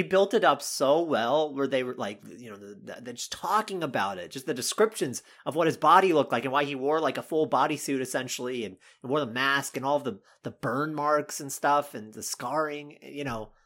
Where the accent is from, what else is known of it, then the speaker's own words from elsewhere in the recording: North Carolina, United States; moved away; I grew up in North Carolina